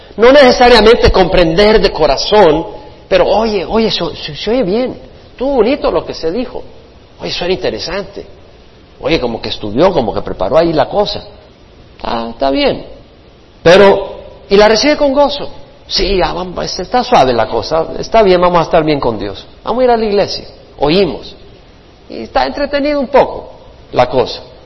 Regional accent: El Salvador; also born or lived in Florida / Houston / Georgia / South Carolina; now in California, United States; Del Salvador por la guerra salimos

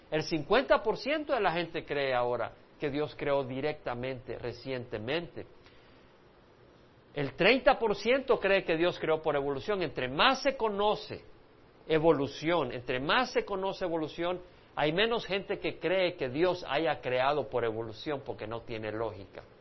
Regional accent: El Salvador; now in United States; porque cuando yo crecí en El Salvador, se me hacía pensar que si tú no creías en creación

